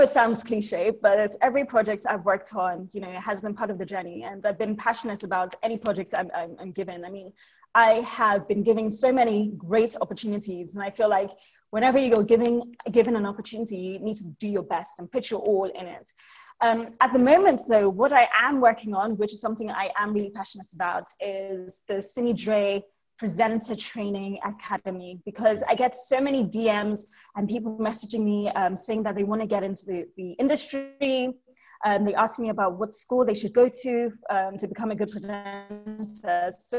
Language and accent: English; Nigeria; now in Lagos, Nigeria; So I'm Nigerian, but my family is from Ibadan, which is a couple of hours away from Lagos, where I am.